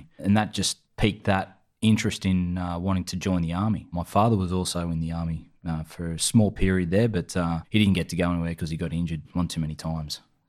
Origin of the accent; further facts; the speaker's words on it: Fingal Bay, New South Wales, Australia; also born or lived in Sydney; I grew up in a little town, beachside community called Shoal Bay or Fingal Bay. Before that, we lived in Sydney. Yeah, moved to the Bay Area in the early 90s and I grew up there with a group of surf mates